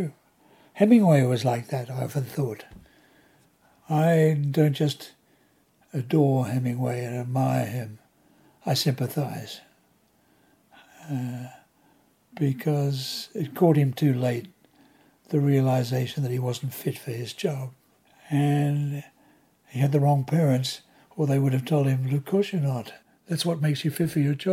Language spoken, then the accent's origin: English; Australia; moved away as an adult; Being born and raised in Australia during World War II